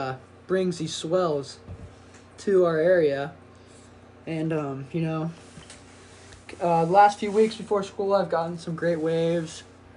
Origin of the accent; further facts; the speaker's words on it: Redondo Beach, California, United States; growing up in Redondo Beach